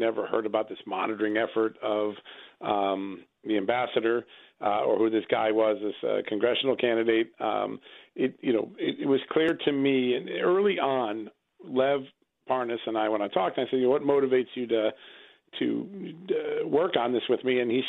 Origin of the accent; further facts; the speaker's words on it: Ukraine; my home country in Ukraine